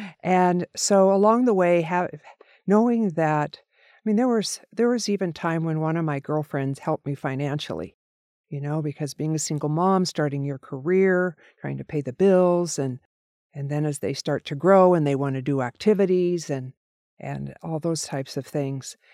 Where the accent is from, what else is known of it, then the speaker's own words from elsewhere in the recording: Oregon, United States; also born or lived in Corvallis, Oregon / McMinnville, Oregon; growing up in a very small town in Oregon